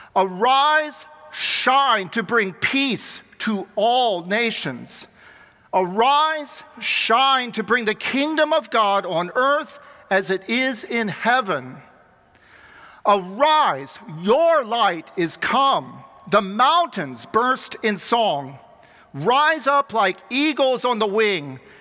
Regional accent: Xenia, Ohio, United States; moved away; I was almost 12 years old, growing up in my hometown of Xenia, Ohio

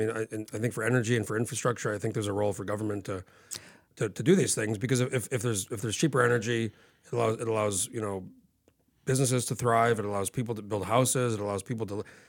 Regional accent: New Mexico, United States; I grew up in New Mexico when I was a kid.

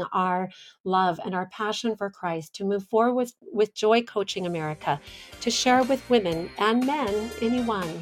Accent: Los Angeles, California, United States; the San Pedro Bay, where I grew up in California

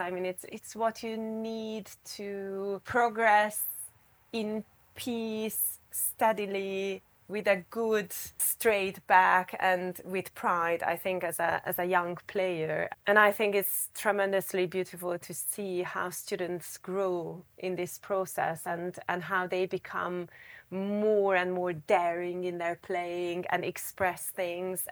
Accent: Budapest, Hungary; moved away as an adult; also born or lived in Japan / California, United States; So I was born in Budapest, and I more or less grew up in Budapest, not completely, because I lived a year in Japan and a year in the U S.

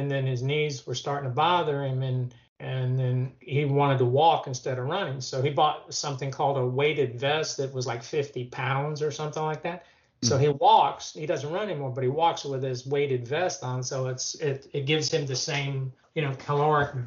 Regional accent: Florida, United States; moved away; I'm from Florida originally. I thought about moving back to Florida

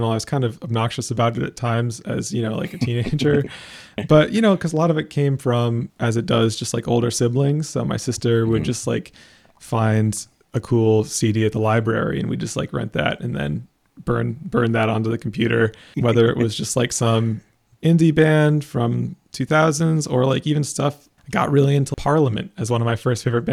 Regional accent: Wilton, New York, United States; I grew up outside of Saratoga Springs, New York, in a town called Wilton

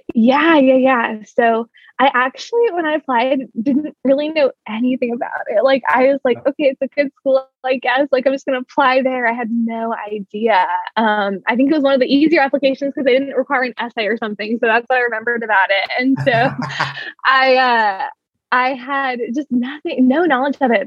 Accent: Oakland, California, United States; I am from Oakland, California, so the Bay Area

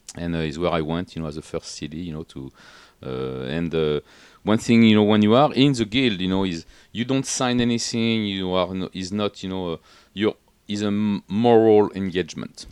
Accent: Paris, Île-de-France, France; English is a second language; moved away as an adult; also born or lived in Atlantic coast, France / Washington, D.C., United States; now in United States; I was come from Paris originally, you know, as a as a yo-, young guys

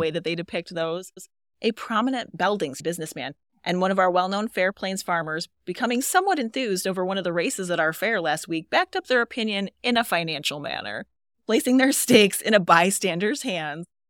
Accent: Lowell, Michigan, United States; moved away as an adult; also born or lived in Boulder, Colorado; I grew up in Lowell

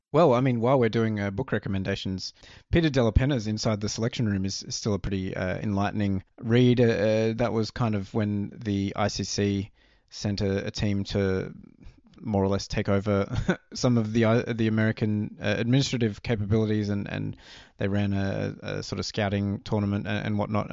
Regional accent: Australia; growing up in Australia

